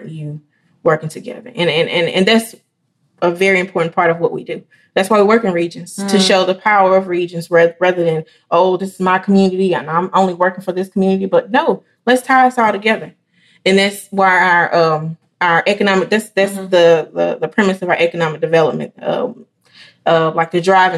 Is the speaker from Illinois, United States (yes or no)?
no; Elaine, Arkansas, United States; I'm from Elaine, Arkansas. I was a part of the last graduating class out of that district.